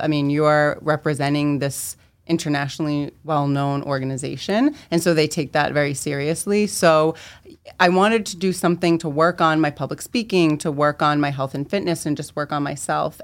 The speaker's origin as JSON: {"language": "English", "town": "Medford", "region": "Massachusetts", "country": "United States", "tie": "born or raised there", "said": "raised in Medford, Mass."}